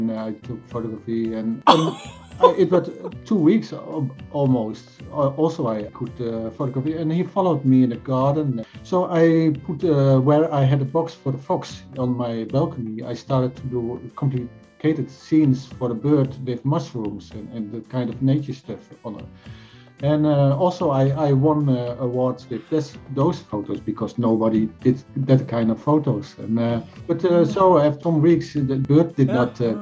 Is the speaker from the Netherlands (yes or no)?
yes; Netherlands; now in Sweden; I'm from Dutch, from Holland, but I live in Sweden.